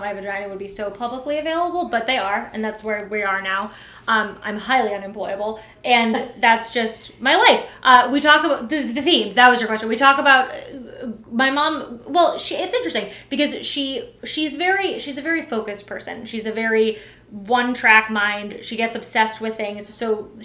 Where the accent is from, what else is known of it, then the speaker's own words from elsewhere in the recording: Los Angeles, California, United States; moved away as an adult; now in New York, United States; I grew up in Los Angeles.